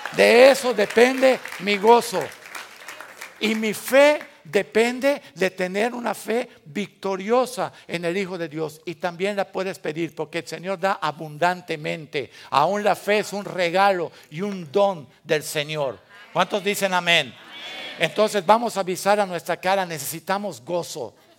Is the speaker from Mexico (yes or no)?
yes; Mexico